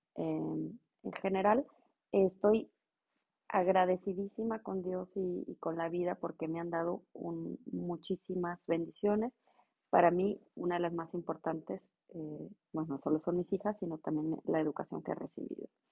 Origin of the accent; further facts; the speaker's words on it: Monterrey, Nuevo León, Mexico; moved away as an adult; now in Ingolstadt, Germany; yo soy originaria de Monterrey, eh, radico en Ingolstadt, Alemania.